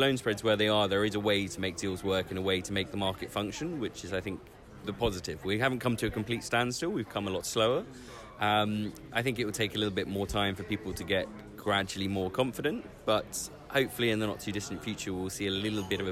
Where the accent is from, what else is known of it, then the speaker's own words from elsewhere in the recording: United Kingdom; I'm incredibly British